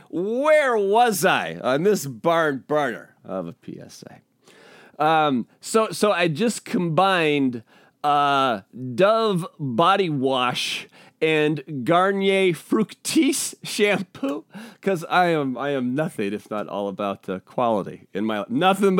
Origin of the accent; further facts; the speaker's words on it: Washington, United States; also born or lived in Portland, Oregon; was growing up, we moved around a lot in the Pacific Northwest. And when I was in the sixth grade, I moved from Spokangeles, Washington, down to Portland, Oregon, in the middle of the school year.